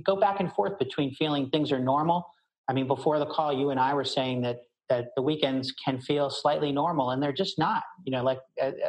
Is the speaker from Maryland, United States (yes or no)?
yes; Baltimore, Maryland, United States; I grew up in Baltimore